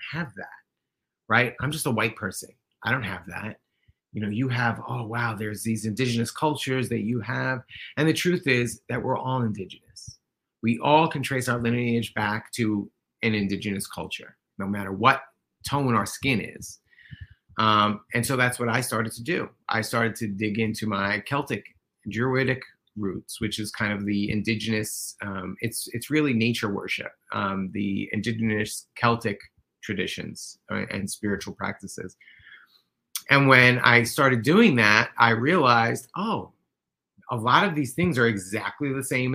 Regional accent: New York City, New York, United States; I'm a white guy who grew up in New York City

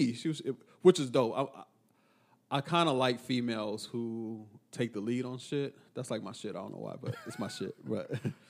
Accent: Texas, United States; because I'm from Texas.

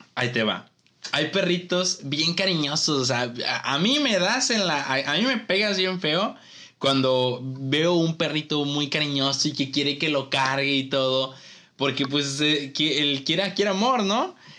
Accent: Ciudad Madero, Tamaulipas, Mexico; soy de aquí de Tampico Madero, o sea, de Madero

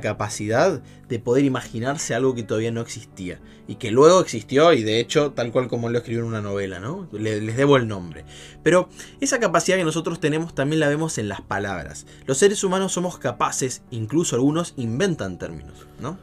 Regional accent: Buenos Aires, Argentina; moved away; mis compañeros porteños, porque me encanta, soy de allá de Buenos Aires

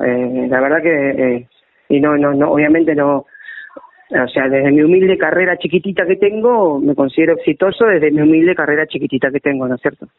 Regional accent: Berisso, Buenos Aires Province, Argentina; now in La Plata, Argentina; Yo soy oriundo de Berizo

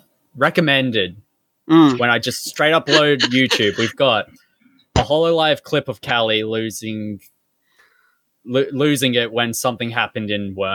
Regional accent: Australia; me, an Australian

